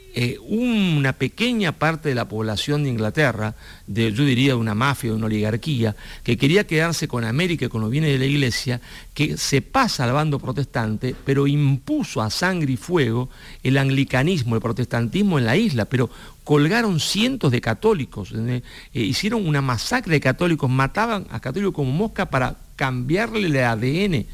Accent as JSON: {"language": "Spanish", "country": "Argentina", "said": "yo soy un español argentino"}